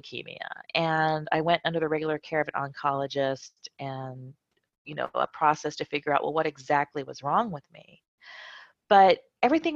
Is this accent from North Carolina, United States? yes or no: no; California, United States; moved away as an adult; also born or lived in Lakenheath, Suffolk, United Kingdom; now in Madrid, Spain; I was born in Lakenheath in West Suffolk County in the UK. And then I proceeded to live my whole life, most of my life in California. And now I live in Madrid, Spain.